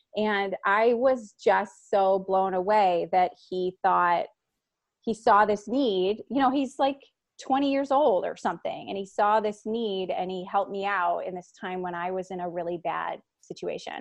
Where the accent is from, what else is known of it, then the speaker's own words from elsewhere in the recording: Chicago, Illinois, United States; moved away as an adult; I'm from Chicago